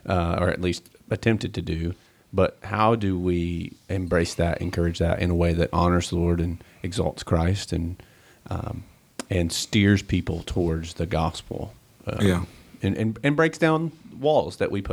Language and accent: English; Tennessee, United States; So I grew up in East Tennessee, and I mean it's East Tennessee.